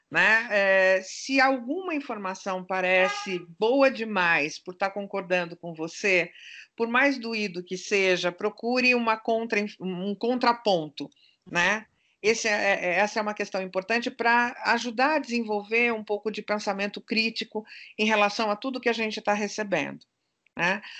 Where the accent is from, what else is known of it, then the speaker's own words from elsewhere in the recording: Turkey; Como boa turca que sou, eu sou desconfiada.